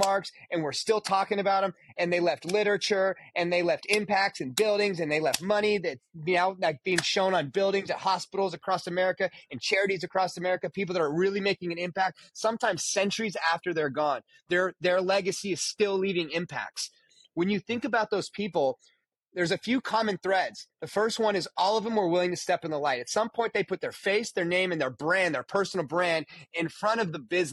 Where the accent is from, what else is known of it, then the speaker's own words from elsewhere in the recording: Nevada, United States; I grew up in Nevada.